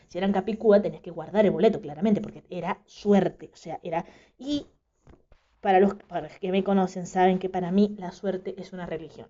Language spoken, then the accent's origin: Spanish; Mendoza, Argentina; soy de Mendoza